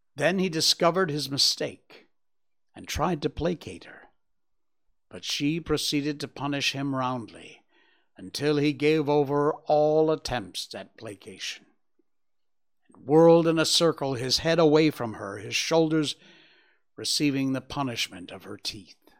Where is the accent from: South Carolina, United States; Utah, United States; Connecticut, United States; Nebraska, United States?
Connecticut, United States; Cornwall; My hometown, Cornwall, Connecticut